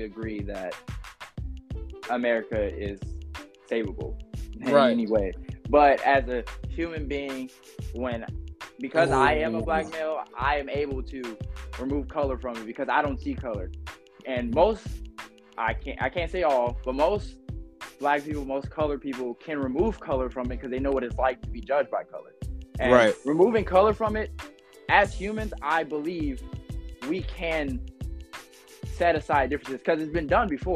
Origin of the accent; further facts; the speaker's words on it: United States; I'm Black, and I'm American